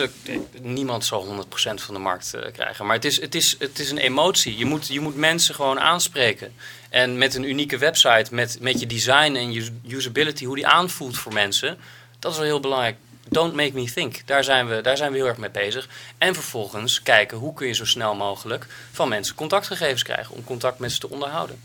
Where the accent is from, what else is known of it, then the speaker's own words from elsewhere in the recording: Netherlands; als Nederlanders